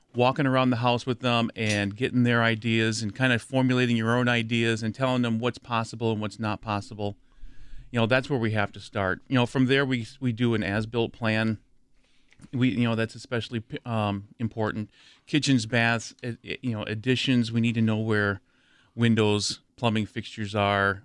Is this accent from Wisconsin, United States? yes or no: yes; near Madison, Wisconsin, United States; I grew up near Madison